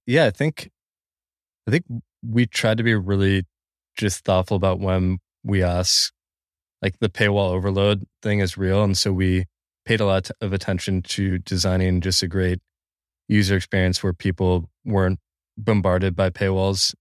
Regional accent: Bay Area, near Palo Alto, California, United States; I grew up in the Bay Area. I was five minutes from Palo Alto

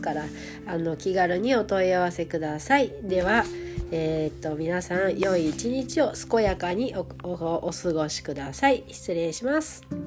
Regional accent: Hokkaido, Japan; moved away as an adult; now in Tokyo, Japan; 北海道から上京して

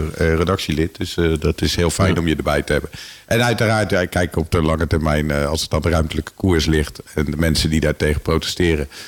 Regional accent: Rotterdam, South Holland, Netherlands; now in Houten, Netherlands; Ik kom helemaal niet uit de agrarische achtergrond. Ik kom uit Rotterdam.

